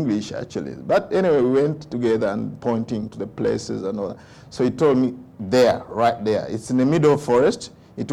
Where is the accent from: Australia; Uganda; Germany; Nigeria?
Uganda; first language Luganda; English is a second language; moved away; when I was growing up in Uganda